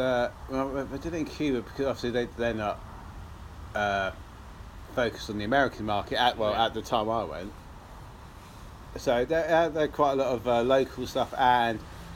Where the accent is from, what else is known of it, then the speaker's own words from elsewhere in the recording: England, United Kingdom; Because we're English and talk all proper nicely.